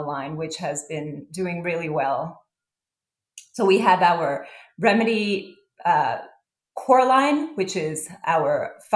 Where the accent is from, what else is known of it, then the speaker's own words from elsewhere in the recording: New York City, New York, United States; also born or lived in Israel; I grew up in Israel as well as here in Brooklyn, New York.